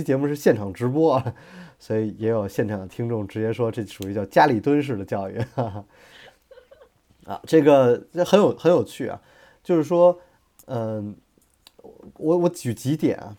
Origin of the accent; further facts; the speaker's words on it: China; 我觉得也是我们就是中国人有钱嘛，所以教育也越来越跟得上。